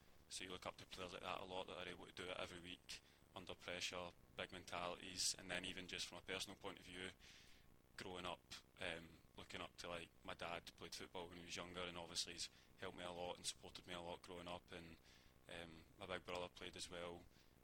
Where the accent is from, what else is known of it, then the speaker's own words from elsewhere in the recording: Glasgow, Scotland, United Kingdom; moved away; growing up in Scotland and Glasgow